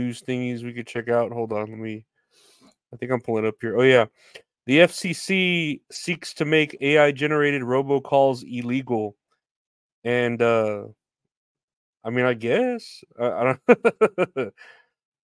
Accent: Boston, Massachusetts, United States; I'm from Boston. I'm a fucking pervert from Boston

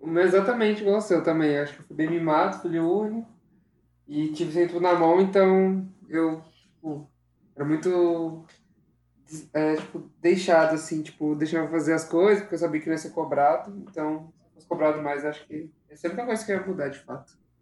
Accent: São José dos Campos, São Paulo, Brazil; nasci em São José

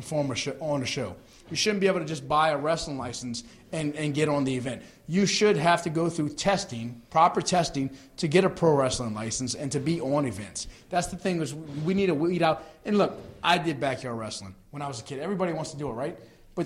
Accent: New Orleans, Louisiana, United States; we are from New Orleans

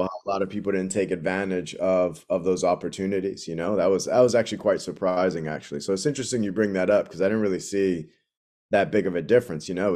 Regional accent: Boston, Massachusetts, United States; moved away as an adult; growing up in, in Dorchester, I've spent a lot of time growing up in Jamaica Plain and then in Dorchester

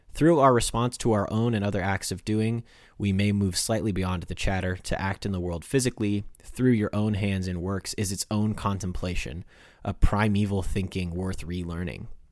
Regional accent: Midwest, United States; I was born in America and not in Europe

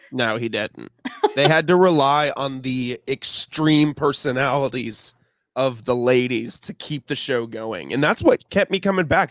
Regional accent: Champaign, Illinois, United States; I am from the Midwest as well. Um, I was born in, uh, Champaign, Illinois.

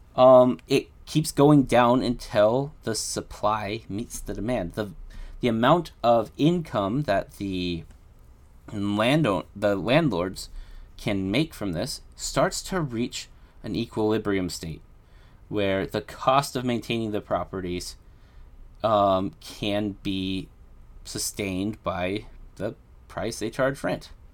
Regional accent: United States; I'm American

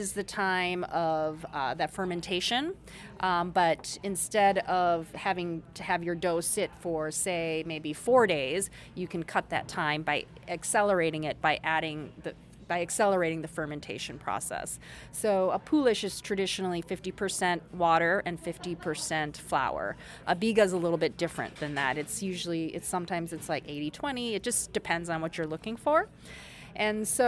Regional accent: Minnesota, United States; also born or lived in South Korea / New York; born in Korea. Our family immigrated to Minnesota when I was 4. And pretty much K through 12, grew up in Minnesota, so I'm Minnesotan

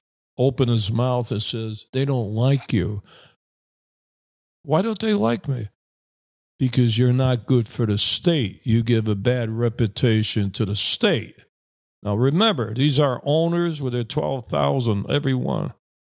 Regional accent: Springfield, Massachusetts, United States; I'm a big Boston Celtics fan because I'm from Massachusetts, born and raised in Springfield, where basketball was discovered by Dr. Naismith.

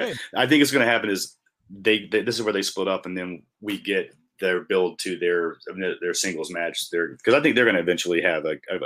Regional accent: Asheville, North Carolina, United States; I'm from Asheville, North Carolina

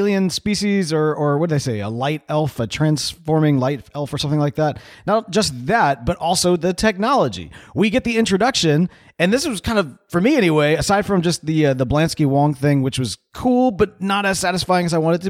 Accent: Houston, Texas, United States; And I know I shouldn't say this because I'm like from Houston

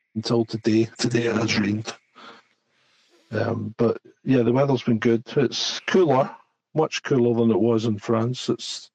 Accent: Scotland, United Kingdom; I'm Scottish

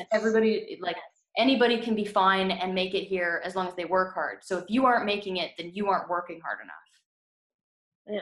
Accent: Canada; also born or lived in United States; I was born in America and I was raised here, so and like I have family that's American and family that's Canadian

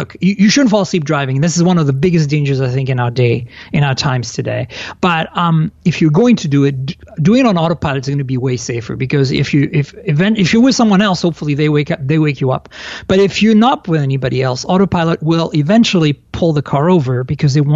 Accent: France; moved away; I was born and raised in France.

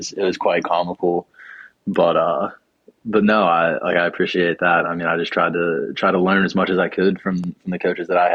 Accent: Beaver Falls, Pennsylvania, United States; So I'm originally from Beaver Falls, Pennsylvania, which is like 35, 40 minutes north of Pittsburgh.

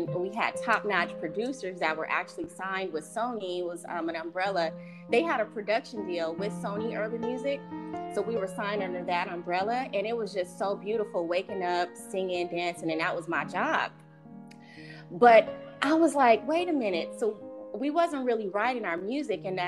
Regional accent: Los Angeles, California, United States; also born or lived in Cerritos / Bellflower; I grew up in Los Angeles County, all over. Went to high school in Cerritos, lived in the jungles.

